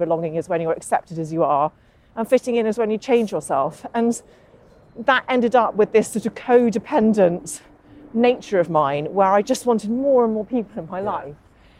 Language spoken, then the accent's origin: English; Northern Ireland, United Kingdom; I grew up in Northern Ireland, just outside Derry, went to school in Derry. You can't tell because I don't have the accent.